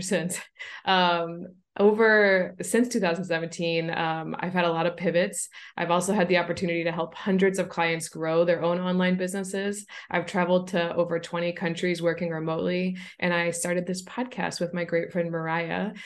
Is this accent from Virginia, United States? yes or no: no; St. Louis, Missouri, United States; my hometown of Saint Louis, Missouri